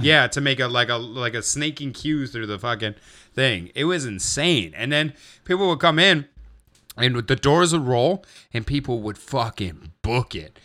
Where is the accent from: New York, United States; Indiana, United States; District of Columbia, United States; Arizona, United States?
Indiana, United States; Gary; growing up in Gary